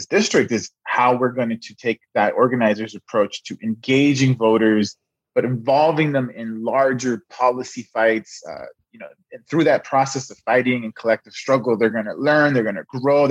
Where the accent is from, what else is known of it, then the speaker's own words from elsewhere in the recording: Los Angeles, California, United States; I was born and raised in South Central Los Angeles